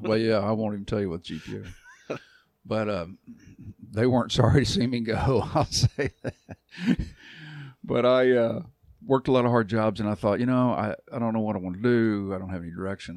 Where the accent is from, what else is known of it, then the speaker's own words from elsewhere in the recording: Arlington, Texas, United States; moved away as an adult; also born or lived in Dallas, Texas; now in Kentucky, United States; I'm from Arlington